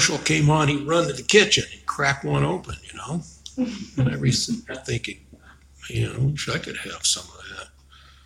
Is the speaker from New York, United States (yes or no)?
no; Chicago, Illinois, United States; now in Arizona, United States; when I was a kid, I grew up in Chicago